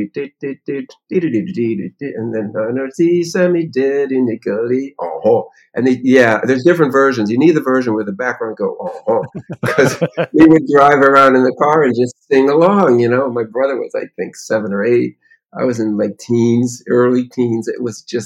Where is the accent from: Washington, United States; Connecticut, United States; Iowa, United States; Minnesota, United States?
Connecticut, United States; Meriden; I grew up in Meriden, Connecticut, a little town up in New England